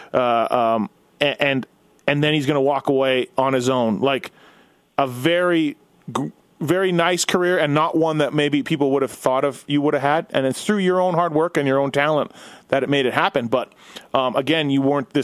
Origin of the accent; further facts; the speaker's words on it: Winnipeg, Manitoba, Canada; I grew up in Winnipeg